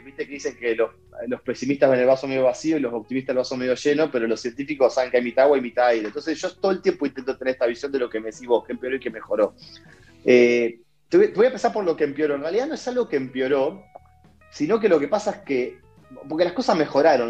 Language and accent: Spanish; Bahía Blanca, Buenos Aires Province, Argentina; desde el interior, desde la República de Bahía Blanca